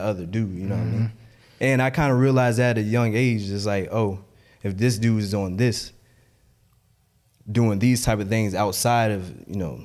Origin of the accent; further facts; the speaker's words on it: Memphis, Tennessee, United States; I'm from Memphis